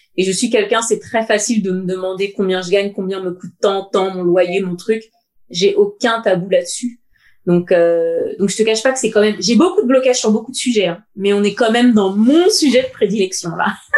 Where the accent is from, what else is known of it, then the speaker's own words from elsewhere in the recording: Seine-Saint-Denis, Île-de-France, France; also born or lived in United States; now in Paris, France; j'ai grandi avec euh, mes deux parents et mon père. Au début, il était cheminot à la SNCF, donc on était dans un petit HLM dans le 93